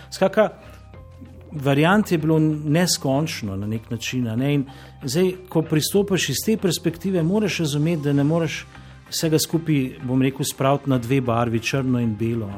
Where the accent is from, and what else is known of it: Slovenia